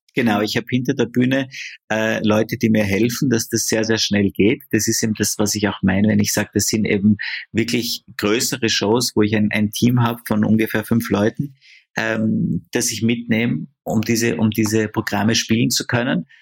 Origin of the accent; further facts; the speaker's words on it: Austria; bei uns in Österreich